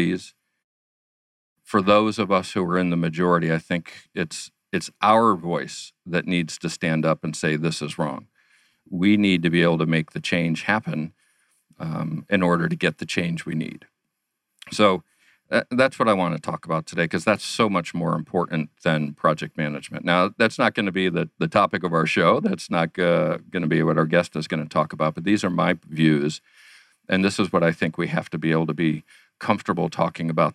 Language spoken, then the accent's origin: English; New York, United States; now in Arizona, United States; I'm originally from New York myself